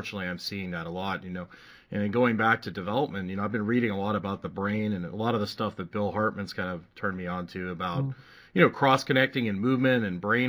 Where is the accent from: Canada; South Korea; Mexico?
Canada; I remember growing up in Canada, doing gymnastics and springboard and climbing ropes